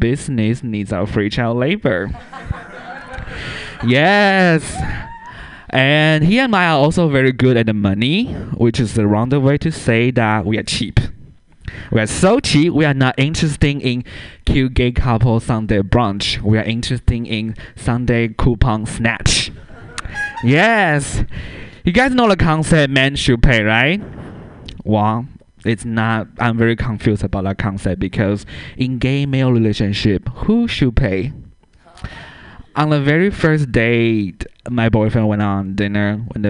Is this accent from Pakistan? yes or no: no; Taiwan; English is a second language; now in San Francisco, United States; Yeah, I'm originally from Taiwan. There, we teach English differently.